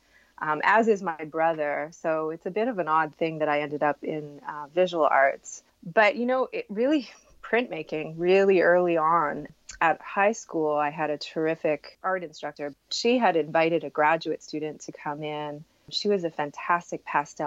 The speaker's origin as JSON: {"language": "English", "town": "Montreal", "region": "Quebec", "country": "Canada", "said": "I'm from Montreal, Quebec"}